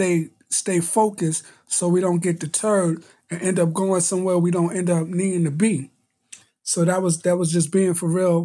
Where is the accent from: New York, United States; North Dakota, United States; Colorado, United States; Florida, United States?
New York, United States; New York City; you had to learn how to fight growing up in Brooklyn